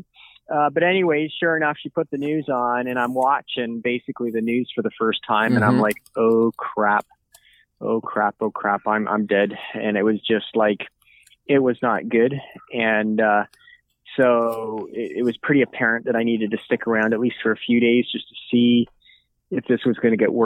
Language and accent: English; Grimsby, Ontario, Canada; I'm from Grimsby, Ontario originally, 47 years old